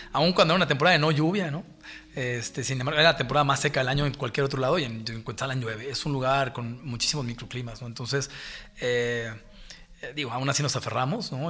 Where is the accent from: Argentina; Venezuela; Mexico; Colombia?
Mexico; Mexico City; yo crecí, yo crecí en México, nací en México